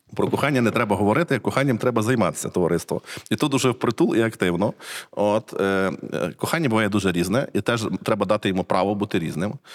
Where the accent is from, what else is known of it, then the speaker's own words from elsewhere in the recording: Cherkasy Oblast, Ukraine; я не з Львова, я з Черкащини. Я рідний з Черкаської області